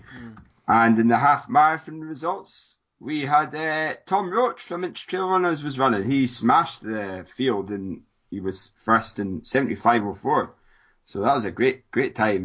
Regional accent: Scotland, United Kingdom; Sounds like I'm from Scotland

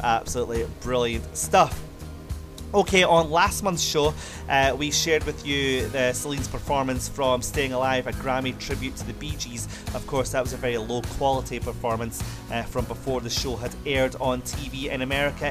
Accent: Scotland, United Kingdom; my home country of Scotland

